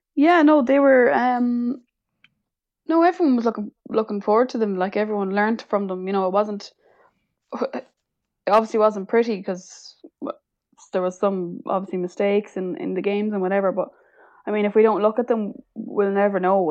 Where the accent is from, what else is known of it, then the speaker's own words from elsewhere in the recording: Sligo, Connacht, Ireland; also born or lived in Galway; I'm from Connacht, so Galwegians was the A I L team closest to me